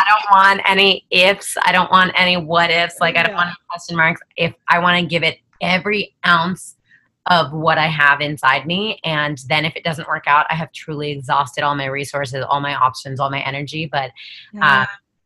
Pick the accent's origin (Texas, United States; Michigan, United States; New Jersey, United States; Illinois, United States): New Jersey, United States; I was born and raised in New Jersey